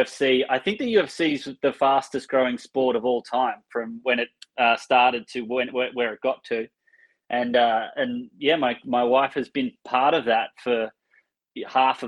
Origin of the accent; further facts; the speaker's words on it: Australia; moved away; I come from Australia where this is common practice